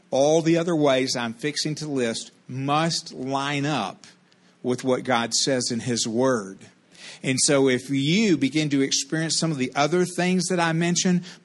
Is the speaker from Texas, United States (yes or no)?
yes; Texas, United States; She came from Tennessee. I came from Texas, whom Tennessee helped.